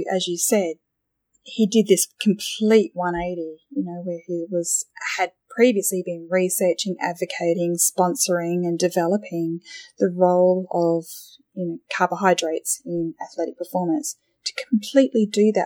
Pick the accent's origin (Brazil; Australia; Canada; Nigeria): Australia; being an Australian